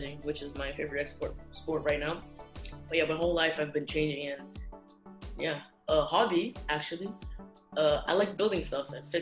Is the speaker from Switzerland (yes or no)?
no; Luanda, Luanda Province, Angola; I'm originated from Angola, Luanda, Angola. I've been here my whole life, honestly.